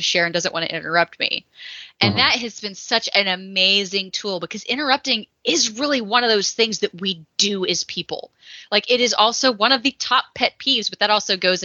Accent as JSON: {"language": "English", "region": "Texas", "country": "United States", "said": "I come from the Bible Belt Buckle down in Texas"}